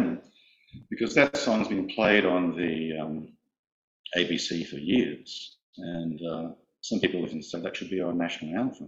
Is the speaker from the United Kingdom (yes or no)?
no; Australia